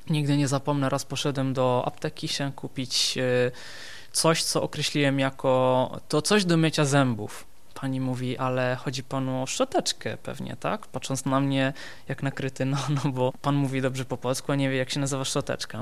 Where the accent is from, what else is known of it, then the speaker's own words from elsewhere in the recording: Benevento, Campania, Italy; Polish is a second language; moved away as an adult; also born or lived in Poland; now in Wrocław, Poland; Urodziłem się w Benevento we Włoszech, dokładnie południe Włoch.